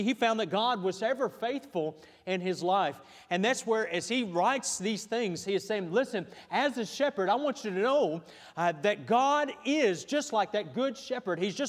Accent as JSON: {"language": "English", "country": "United States", "said": "as an American"}